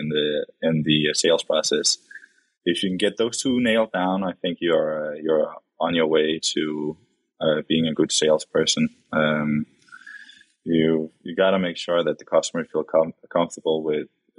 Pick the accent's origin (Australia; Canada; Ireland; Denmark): Denmark; Copenhagen, Capital Region of Denmark; English is a second language; moved away as an adult; also born or lived in Houston / Chicago; now in United States; As you can probably tell by my accent, I'm not a U.S. native. I grew up in Copenhagen, Denmark.